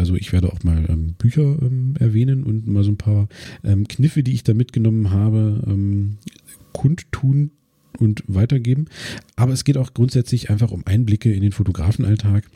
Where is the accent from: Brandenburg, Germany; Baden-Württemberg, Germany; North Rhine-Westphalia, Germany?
Brandenburg, Germany; Cottbus; ich komme aus Cottbus